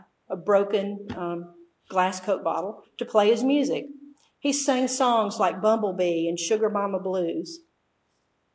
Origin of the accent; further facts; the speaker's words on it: Mississippi, United States; Memphis is about an hour and a half from my hometown.